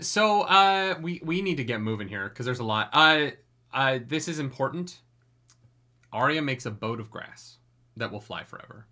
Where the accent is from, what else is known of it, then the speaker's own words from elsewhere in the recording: Canada; I'm so Canadian